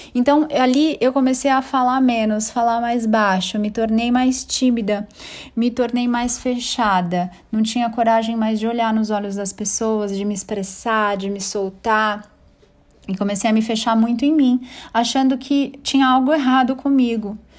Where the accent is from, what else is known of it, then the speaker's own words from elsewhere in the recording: São Paulo, Brazil; also born or lived in Bangu, Rio de Janeiro / São Bernardo do Campo; fui crescendo, vim para São Paulo. Vim morar primeiro em São Bernardo, depois em São Paulo e comecei a estudar num colégio, numa escola bem bacaninha, que foi onde eu estudei a vida inteira, desde o primário